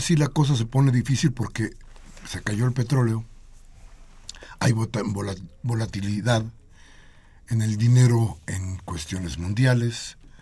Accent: Mexico

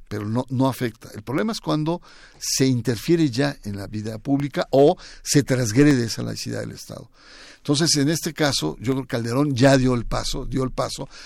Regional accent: Mexico

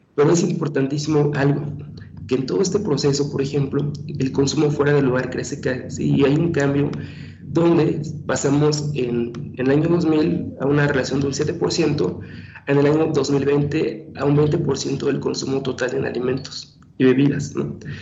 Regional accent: Mexico; como mexicanos, no somos gente delgadas

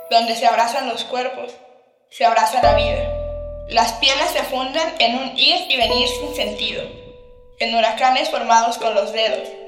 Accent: State of Mexico, Mexico; tengo 18 años, soy del Estado de México.

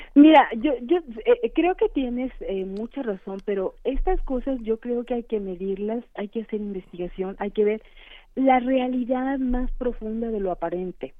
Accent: Mexico

